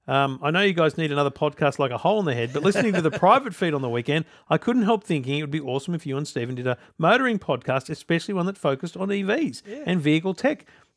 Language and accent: English; Queensland, Australia; And they know that I'm every day of the year I'm a Queenslander.